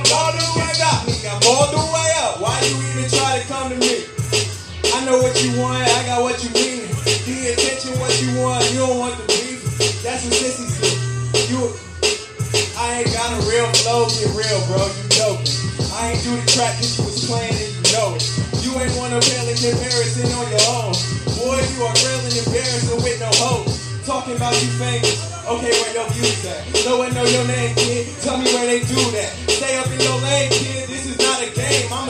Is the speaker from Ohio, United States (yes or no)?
yes; Ohio, United States; God, I am … the President. We are from Morgan County, Ohio.